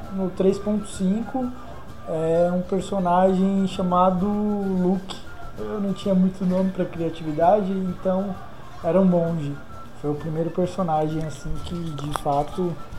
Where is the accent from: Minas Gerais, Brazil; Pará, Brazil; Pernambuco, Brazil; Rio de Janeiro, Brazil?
Pernambuco, Brazil; Recife; moved away; lá de Recife, minha terra natal